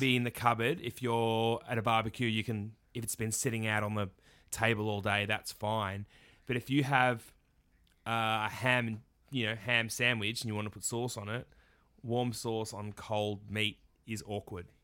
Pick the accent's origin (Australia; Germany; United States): Australia; Victoria; growing up in Australia